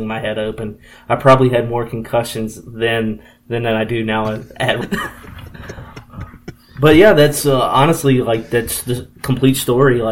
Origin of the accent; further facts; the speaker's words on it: Harrisonburg, Virginia, United States; I grew up in Harrisonburg and I'm actually still here to this day.